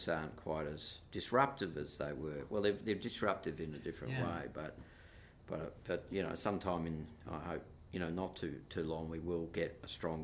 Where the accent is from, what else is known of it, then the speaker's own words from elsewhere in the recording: Perth, Western Australia, Australia; I'm a white boy growing up in Perth